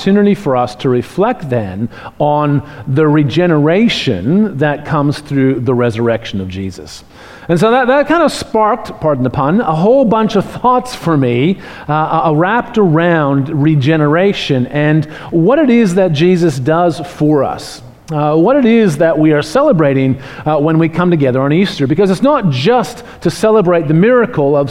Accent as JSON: {"language": "English", "country": "Canada", "moved": "yes", "lives_now": "Australia", "said": "I'm from Canada"}